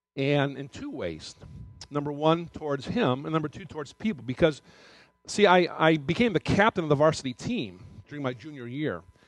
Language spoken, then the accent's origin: English; Detroit, Michigan, United States; moved away as an adult; also born or lived in Athens, Ohio; from Detroit, my hometown